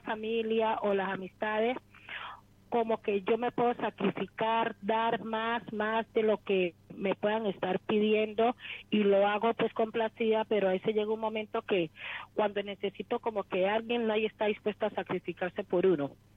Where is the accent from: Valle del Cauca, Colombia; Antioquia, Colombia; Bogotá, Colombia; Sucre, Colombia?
Valle del Cauca, Colombia; Buenaventura; De Buenaventura, Colombia.